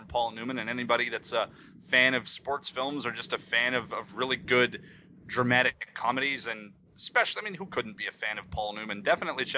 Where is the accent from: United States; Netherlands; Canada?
Canada; as a Canadian that is not a hockey fan